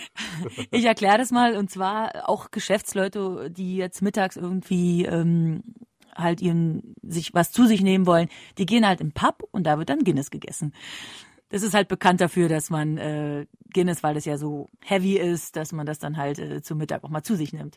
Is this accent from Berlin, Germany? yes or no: yes; Berlin, Germany; ich komme ja nämlich ursprünglich aus Berlin